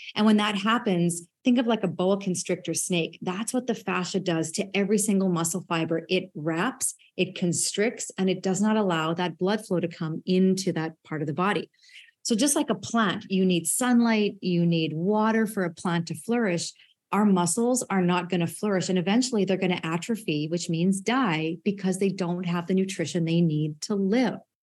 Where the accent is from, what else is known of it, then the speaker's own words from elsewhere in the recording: Saskatchewan, Canada; as a farm kid growing up in Saskatchewan